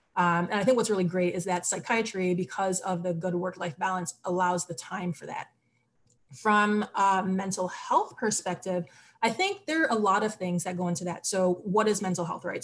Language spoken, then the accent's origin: English; Barbados; also born or lived in United States / Trinidad and Tobago (roots); now in Philadelphia, United States; I'm originally from the Caribbean. I was born in Barbados and I also have Trinidadian and Tobagonian roots. Um, and I share that just because for me, the Caribbean is home, even though I've lived in the US for the majority of my life.